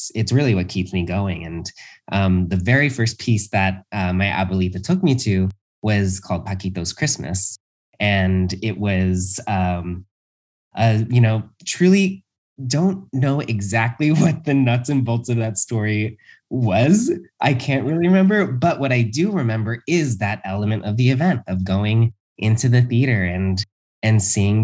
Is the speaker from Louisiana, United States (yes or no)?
no; Los Angeles, California, United States; when I was a kid, I grew up in Los Angeles